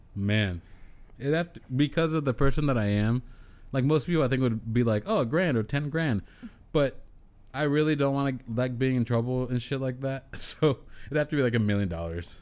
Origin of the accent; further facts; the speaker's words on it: San Diego, California, United States; I'm from San Diego